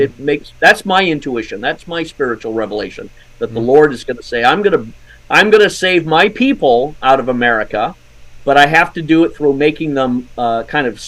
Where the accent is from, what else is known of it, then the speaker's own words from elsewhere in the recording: Scotland, United Kingdom; moved away; I was born in Scotland